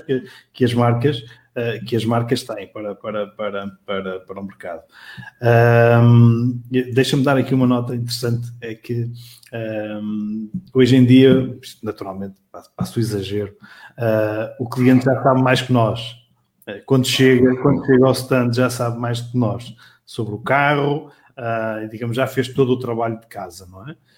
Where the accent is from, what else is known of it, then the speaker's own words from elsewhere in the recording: Matosinhos, Norte, Portugal; nasci em Matosinhos, eh, sou um orgulhoso eh, filho de, de Matosinhos